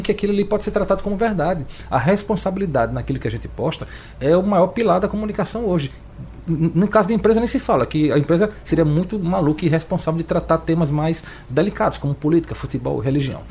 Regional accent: João Pessoa, Paraíba, Brazil; now in Recife, Brazil; Eu sou paraibano de João Pessoa, eu consumo os dois estados e moro aqui no Recife

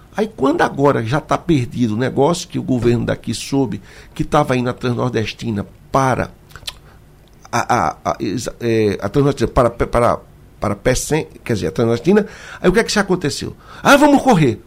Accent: Petrolina, Pernambuco, Brazil; Eu vou falar de Petrolina, eu quero que Pernambuco toda me entenda, porque é a minha terra

